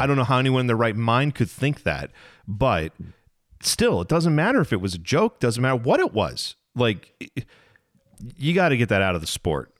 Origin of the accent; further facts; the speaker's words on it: Midwest, United States; we're from the Midwest